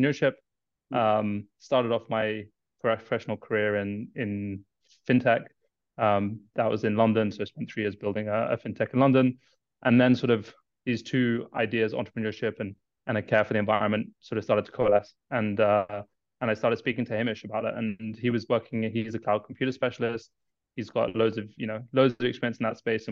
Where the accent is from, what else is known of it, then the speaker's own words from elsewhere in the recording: Kenya; moved away as an adult; I was born in Kenya, raised in Kenya. I lived there most of my life.